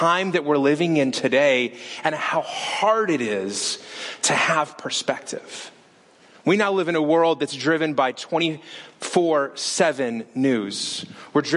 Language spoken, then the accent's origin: English; Las Vegas, Nevada, United States; moved away; We're from Las Vegas